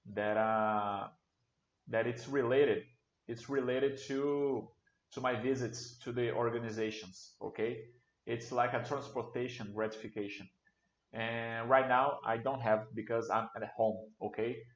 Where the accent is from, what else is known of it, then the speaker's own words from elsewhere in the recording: Brasília, Federal District, Brazil; a co-working company here in Brasilia. I'm from Brasilia.